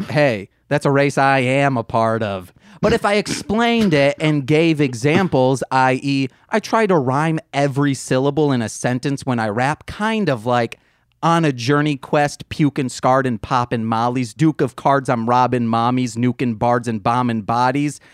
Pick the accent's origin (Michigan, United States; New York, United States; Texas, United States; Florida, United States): Michigan, United States; Muskegon; we're from Michigan, Muskegon, Michigan